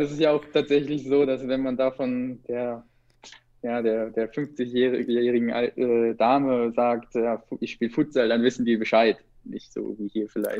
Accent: Kassel, Hesse, Germany; moved away; ich komme aus Nordhessen, aus Kassel, da ist ja bis heute nichts

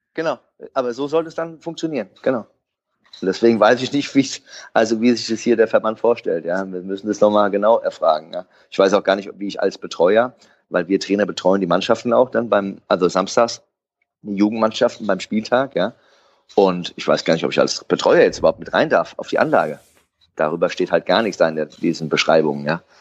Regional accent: Frankfurt, Hesse, Germany; born or raised there

